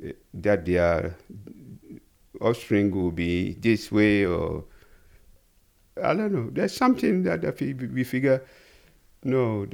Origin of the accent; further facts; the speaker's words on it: Ghana; growing up and being a Ghanaian too